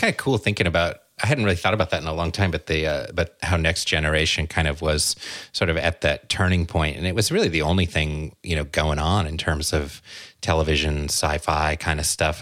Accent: Southern California, United States; I grew up in Southern California

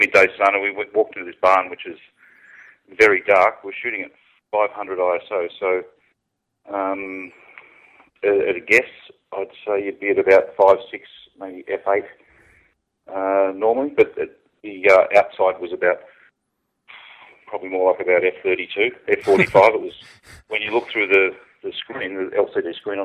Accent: Gold Coast, Queensland, Australia; accent: Australian; I'm based in the Gold Coast in Australia

